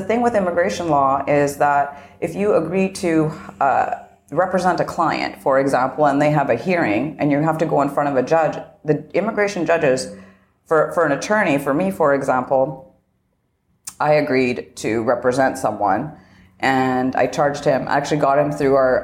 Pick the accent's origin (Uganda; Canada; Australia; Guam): Canada; moved away as an adult; now in United States; I am originally Canadian, but I had my own immigration process when I was coming here.